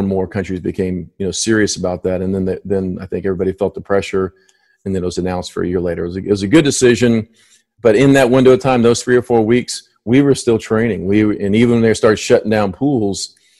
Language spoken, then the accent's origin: English; Miami, Florida, United States; moved away as an adult; I grew up in Miami